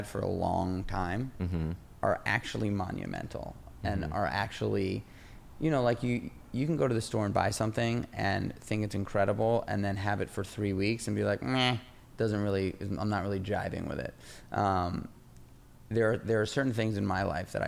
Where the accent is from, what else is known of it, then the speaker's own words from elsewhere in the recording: New York City, New York, United States; I grew up in New York City in the 90s